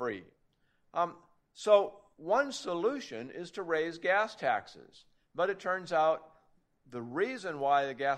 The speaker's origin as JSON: {"language": "English", "region": "Oregon", "country": "United States", "said": "My home state of Oregon"}